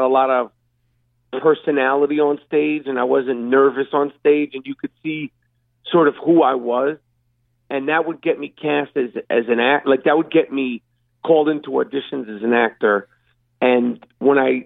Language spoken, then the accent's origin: English; New York City, New York, United States; also born or lived in Brooklyn; I actually grew up in Manhattan, but went to school in Brooklyn